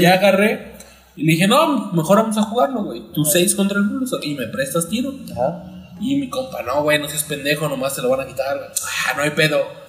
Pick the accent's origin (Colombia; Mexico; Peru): Mexico; en México tenemos